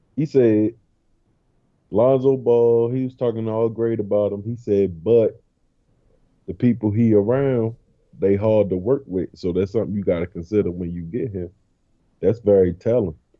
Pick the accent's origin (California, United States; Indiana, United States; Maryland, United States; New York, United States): Maryland, United States; Baltimore; now in Georgia, United States; I'm from Baltimore. We moved to this little town with 9,000 people in Georgia.